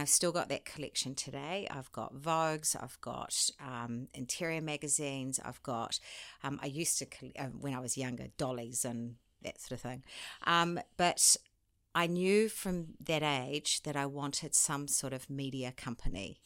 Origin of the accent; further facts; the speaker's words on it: New Zealand; moved away as an adult; also born or lived in France / London / Sydney; I'm a Kiwi.